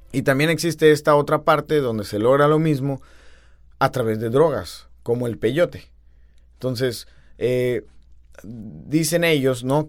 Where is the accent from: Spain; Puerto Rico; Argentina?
Argentina; now in Tijuana, Mexico; los argentinos vengamos a México